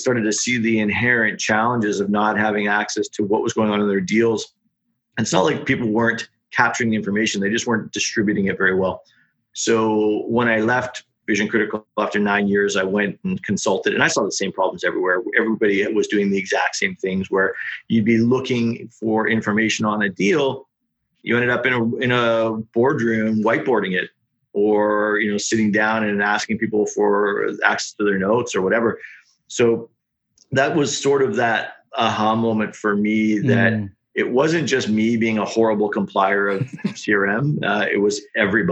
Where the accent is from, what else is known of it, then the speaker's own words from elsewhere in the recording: Australia; accent: Aussie; the Aussie accent